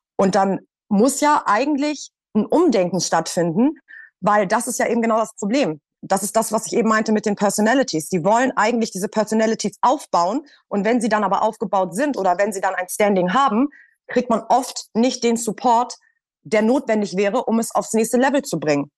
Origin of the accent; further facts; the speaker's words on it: Hamburg, Germany; moved away as an adult; now in Berlin, Germany; ich bin ja aus Hamburg und bin dann 2018, glaube ich, nach Berlin